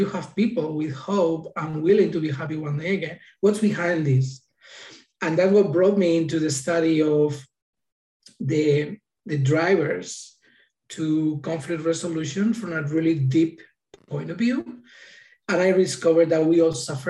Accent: Madrid, Community of Madrid, Spain; now in United States; I was born in Madrid, Spain

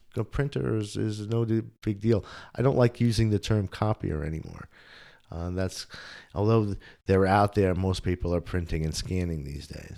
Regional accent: New Windsor, New York, United States; moved away as an adult; also born or lived in Bronx, New York / Rochester, New York / Brockport, New York / Buffalo, New York; now in Somerville, United States; lived upstate for a while, um, in, in a town just north of West Point, near the military academy, a little town called New Windsor. I grew up, uh, there

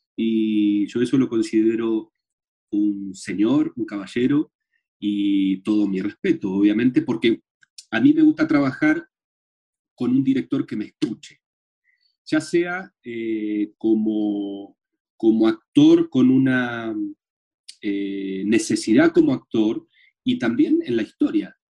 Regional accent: Argentina; now in Chile; soy actor argentino

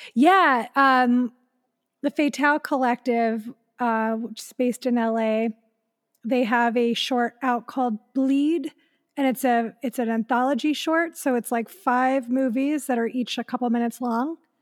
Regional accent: Elyria, Ohio, United States; moved away; in my hometown, like, in Elyria, Ohio

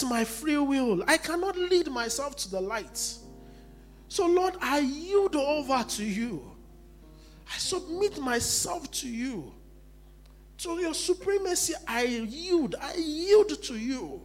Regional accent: Nigeria; I'm still a Nigerian

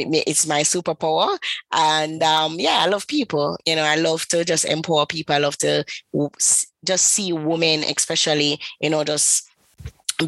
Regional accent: Kingston, Jamaica; I am from the beautiful island of Kingston. I'm from Jamaica.

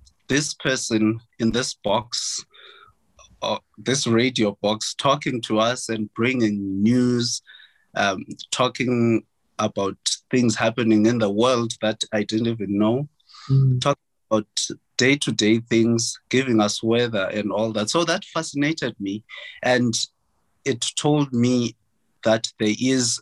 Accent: Transkei, Eastern Cape, South Africa; moved away as an adult; I'm from Transkei and I speak isiXhosa

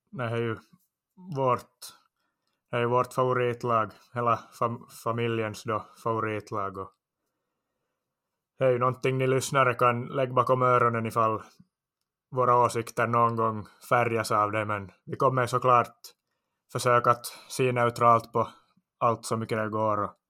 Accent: Iskmo, Ostrobothnia, Finland; also born or lived in Parma, Italy; jag började nog spela som liten pojke i Iskmo Ljungsund bollklubb, vår lokala förening här i trakten.

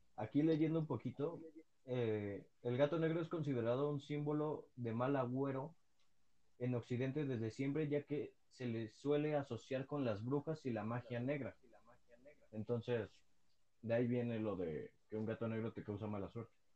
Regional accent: Mexico; somos los mexicanos

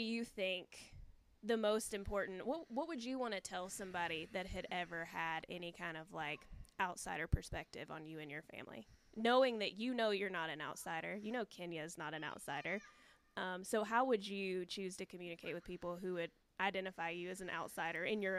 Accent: Appalachia, United States; as mutually Appalachian people, how do we make

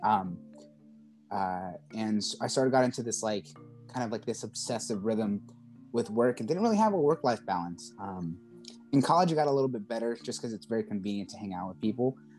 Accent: Charleston, South Carolina, United States; I'm from Charleston, South Carolina

